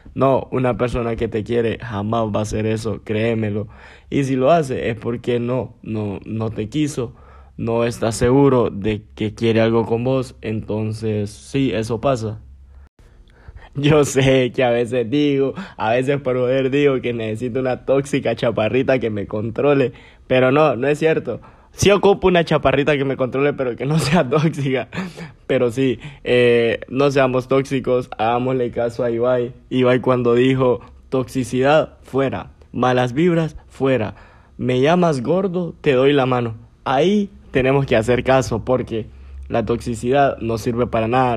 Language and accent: Spanish; Gracias, Lempira, Honduras; moved away as an adult; now in San Pedro Sula, Honduras; Nací en Gracias, crecí en Gracias, me hicieron Gracias y todo